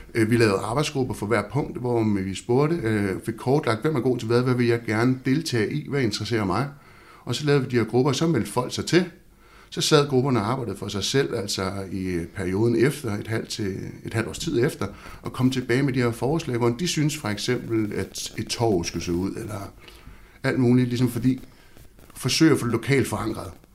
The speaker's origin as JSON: {"language": "Danish", "town": "Havnsø", "region": "Zealand", "country": "Denmark", "tie": "born or raised there", "said": "jeg er født og opvokset i Havnsø og bor derude i dag"}